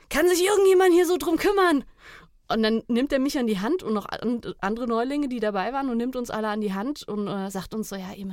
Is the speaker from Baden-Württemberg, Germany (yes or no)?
yes; Freiburg, Baden-Württemberg, Germany; Ich komme aus Freiburg